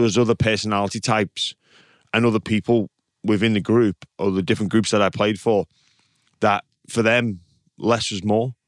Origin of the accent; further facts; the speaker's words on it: England, United Kingdom; now in Australia; as an English person